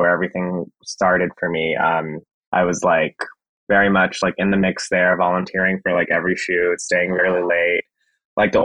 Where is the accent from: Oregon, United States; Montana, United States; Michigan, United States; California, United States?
California, United States; Los Angeles; moved away; I'm from California, I'm from LA, like a suburb